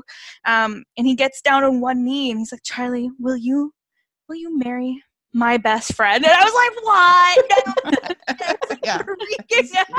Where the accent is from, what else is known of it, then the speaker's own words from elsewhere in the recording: Canada; because I am Canadian, I didn't grow up with, you know, the ABC Family